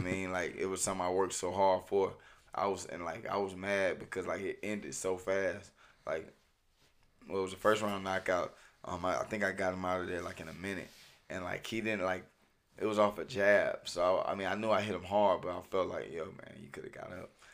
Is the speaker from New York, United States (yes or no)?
no; Hephzibah, Georgia, United States; I'm from Hepsba